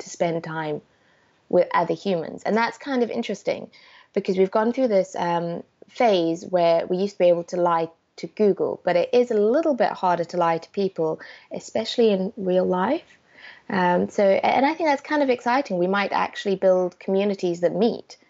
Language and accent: English; South Africa; I grew up in South Africa